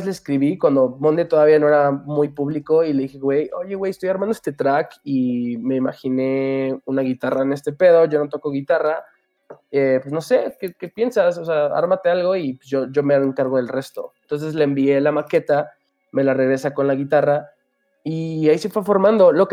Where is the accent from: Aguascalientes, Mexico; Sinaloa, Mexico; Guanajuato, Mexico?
Aguascalientes, Mexico; yo soy mexicano, yo nací en Aguas, de hecho, y no me creían.